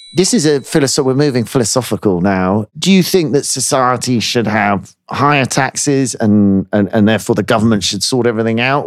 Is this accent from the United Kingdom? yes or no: yes; United Kingdom